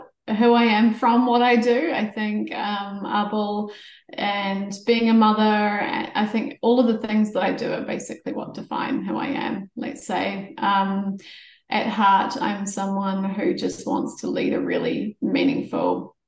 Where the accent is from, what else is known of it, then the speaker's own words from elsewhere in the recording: South Canterbury, New Zealand; moved away as an adult; also born or lived in Amsterdam; I grew up in rural South Canterbury